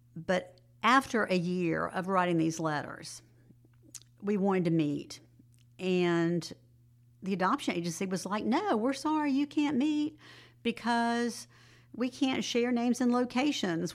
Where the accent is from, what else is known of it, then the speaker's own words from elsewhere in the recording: Jacksonville, Florida, United States; moved away as an adult; also born or lived in Summerville, South Carolina; now in Greenville, United States; I grew up in Jacksonville, Florida, and went to Clemson